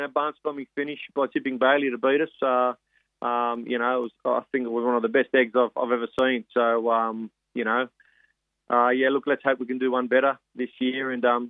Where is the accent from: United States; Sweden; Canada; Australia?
Australia; Sydney, New South Wales; I'm born and bred in Redfern, mate.